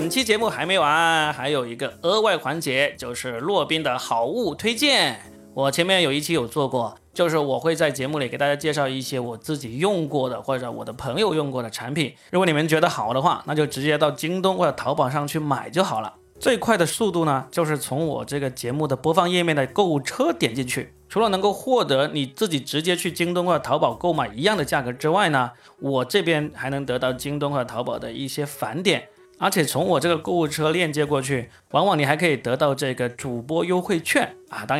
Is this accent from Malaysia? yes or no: no; China; 芝士这个东西呢，我们中国人吃的少，能够选择的不多。